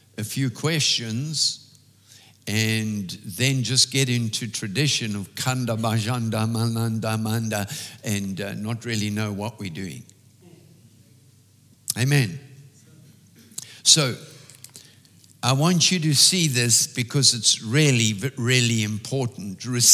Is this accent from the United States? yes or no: no; South Africa; As an English South African, we have certain customs that we were raised